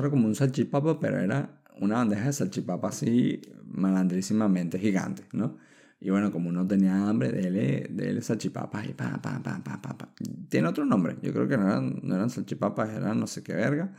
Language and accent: Spanish; Venezuela; now in Chile; los venezolanos somos